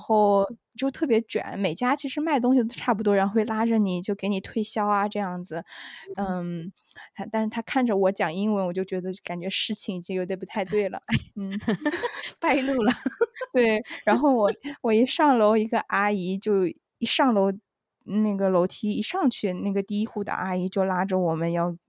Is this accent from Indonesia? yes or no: no; Wenzhou, Zhejiang, China; 我是温州人